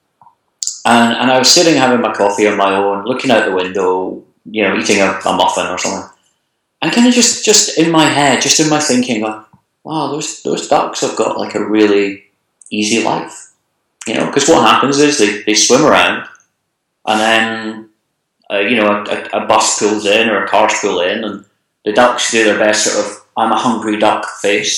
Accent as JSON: {"language": "English", "region": "Scotland", "country": "United Kingdom", "said": "I'm from Scotland"}